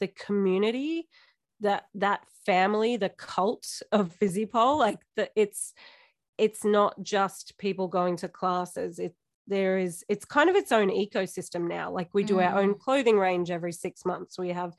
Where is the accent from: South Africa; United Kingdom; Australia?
Australia; Warrnambool, Victoria; moved away as an adult; also born or lived in Melbourne; now in Ballarat, Australia; So that's my hometown. That's where I was born.